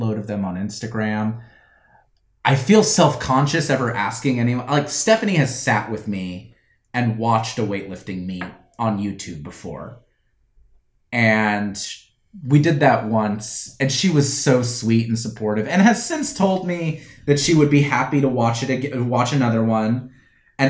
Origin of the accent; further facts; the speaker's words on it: Florida, United States; I grew up in Florida, which is the only state where weightlifting is a varsity sport